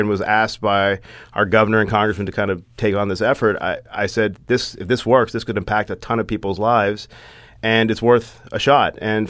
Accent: Kentucky, United States; born or raised there; moved away as an adult

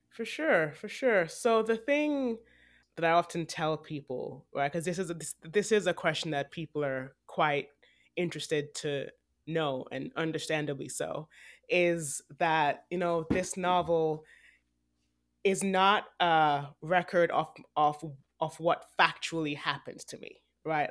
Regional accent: Jamaica; also born or lived in Texas / Vancouver; now in New York City, United States; I was born in Jamaica. I was older when I left than Akua. I lived in Texas for seven years

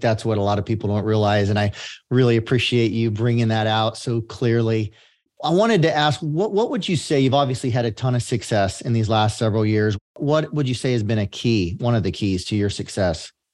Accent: San Joaquin Valley, California, United States; I grew up in the San Joaquin Valley of California

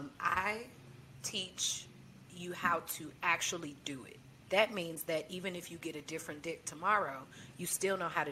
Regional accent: St. Louis, Missouri, United States; moved away as an adult; now in Tallahassee, United States; I'm from St. Louis

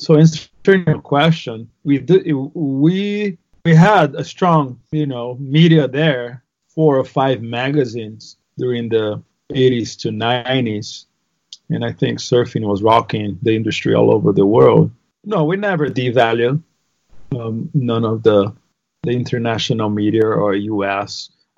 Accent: Northeast Region, Brazil; English is a second language; So on top of being Brazilian, we're Brazilians from the Northeast. We're very proud.

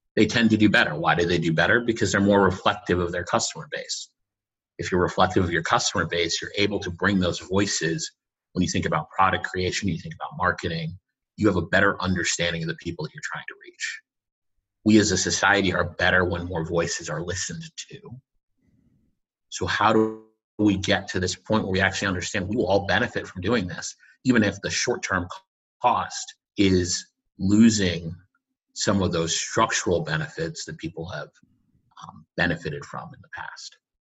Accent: Boston, Massachusetts, United States; also born or lived in Connecticut; I grew up in Boston

